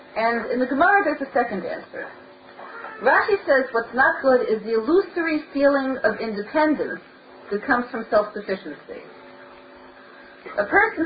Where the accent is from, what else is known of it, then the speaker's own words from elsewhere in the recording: New York City, New York, United States; When I was growing up in Brooklyn